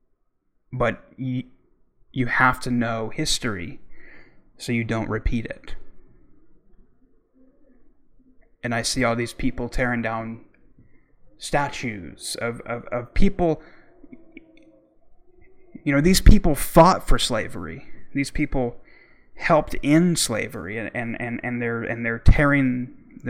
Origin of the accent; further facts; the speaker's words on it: Oklahoma, United States; Growing up in Oklahoma